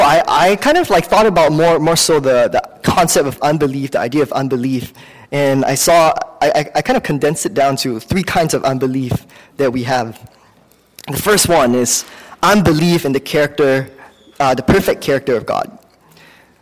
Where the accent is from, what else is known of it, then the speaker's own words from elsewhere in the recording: Singapore; now in United States; I grew up in Singapore